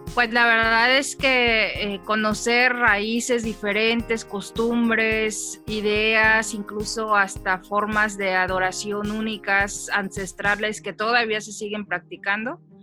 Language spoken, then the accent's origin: Spanish; Mexico City, Mexico; moved away as an adult; now in El Salvador; yo soy de la Ciudad de México, pero tiene poquito que me casé y me vine a vivir acá a Centroamérica, en El Salvador